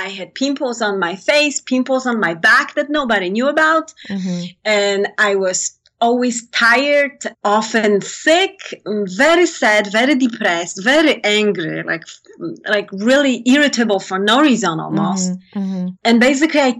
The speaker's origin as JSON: {"language": "English", "country": "Poland", "tie": "born or raised there", "moved": "yes", "said": "I come from Poland."}